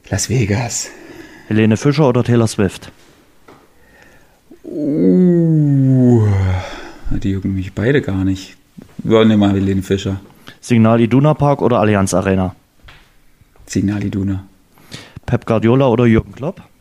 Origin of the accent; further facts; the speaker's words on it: Lower Lusatia, Brandenburg, Germany; Niederlausitz, meine Heimat.